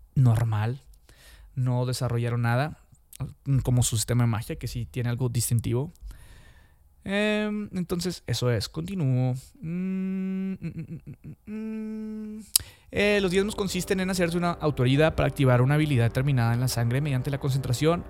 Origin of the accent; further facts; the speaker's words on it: Mexico; yo soy de México, de Latinoamérica